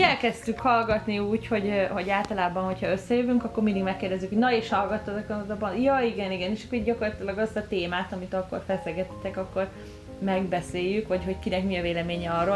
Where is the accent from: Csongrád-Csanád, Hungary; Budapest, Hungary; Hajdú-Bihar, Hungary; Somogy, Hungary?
Budapest, Hungary; moved away as an adult; now in Canada; Én Budapesten születtem, és, ö, és ott is éltem huszonhárom évig, és aztán, ö, családdal együtt költöztünk ki